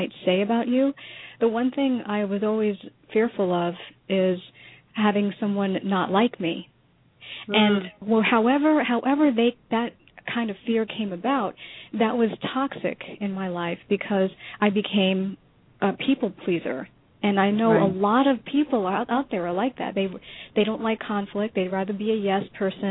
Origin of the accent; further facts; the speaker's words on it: New York, United States; moved away as an adult; now in Florida, United States; our separate journey growing up in New York